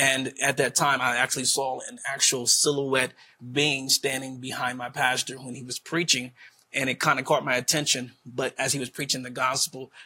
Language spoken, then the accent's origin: English; Wilmington, Delaware, United States; born or raised there